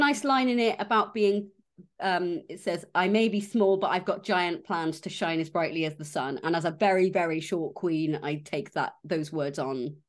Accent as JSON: {"language": "English", "area": "West Country", "region": "South West England", "country": "United Kingdom", "said": "I was there from the West Country"}